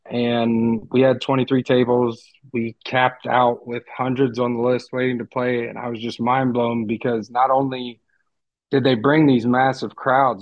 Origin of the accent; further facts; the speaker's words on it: Ohio, United States; moved away; Being born and raised in Ohio, I wrestled from as long as I can really remember.